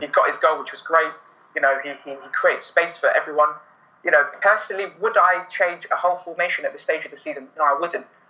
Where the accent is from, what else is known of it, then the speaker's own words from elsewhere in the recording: London, United Kingdom; I was born in London, uh, grew up in Wembley